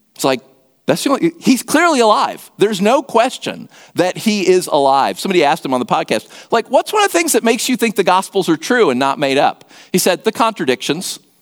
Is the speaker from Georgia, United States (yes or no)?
yes; Atlanta, Georgia, United States; I grew up in Atlanta